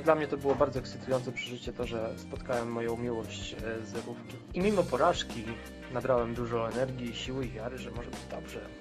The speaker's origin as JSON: {"language": "Polish", "town": "Wrocław", "region": "Lower Silesian Voivodeship", "country": "Poland", "said": "u nas we Wrocławiu"}